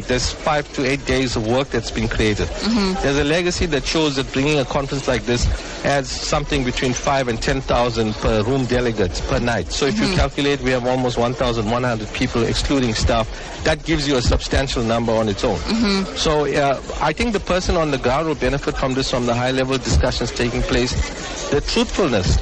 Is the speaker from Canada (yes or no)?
no; Durban, KwaZulu-Natal, South Africa; born or raised there